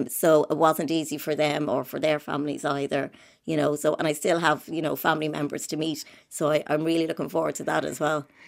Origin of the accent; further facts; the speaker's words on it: Dublin, Leinster, Ireland; I spent the first three years in Saint Patrick's on the Navan Road.